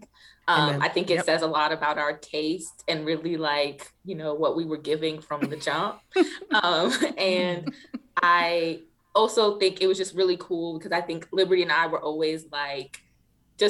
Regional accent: Washington, District of Columbia, United States; I'm from DC

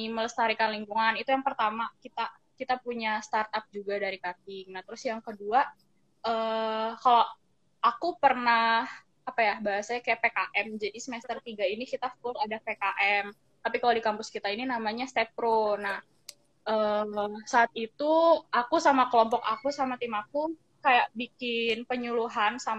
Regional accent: Bogor, West Java, Indonesia; Kalau aku karena aku kebetulan karena aku dari Bogor yang udaranya dingin ya kan terus mas pas sampai ke Cikarang itu kok ya Allah panas banget

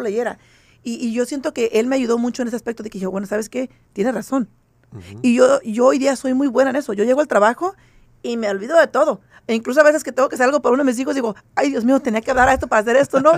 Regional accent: San Jose, California, United States; moved away as an adult; now in Las Vegas, United States; yo, soy de San José, California

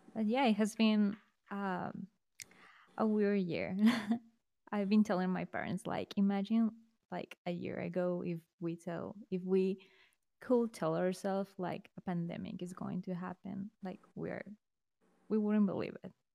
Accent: Mexico; I'm from Mexico, and here in Mexico, people, it's very Catholic. Like, I was raised in a um, private Catholic school

